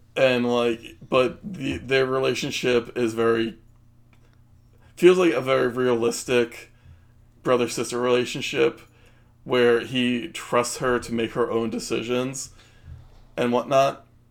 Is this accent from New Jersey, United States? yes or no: yes; New Jersey, United States; we're from Jersey